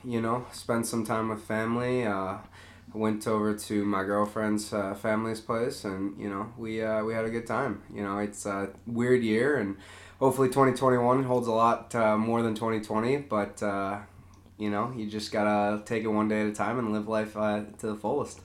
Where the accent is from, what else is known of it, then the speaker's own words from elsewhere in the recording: Eden Prairie, Minnesota, United States; I grew up in Eden Prairie